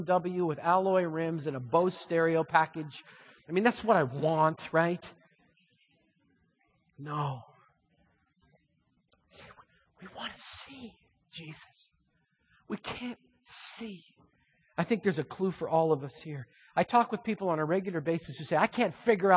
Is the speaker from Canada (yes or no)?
yes; Manitoba, Canada; moved away as an adult; now in Lynden, United States; I grew up in Manitoba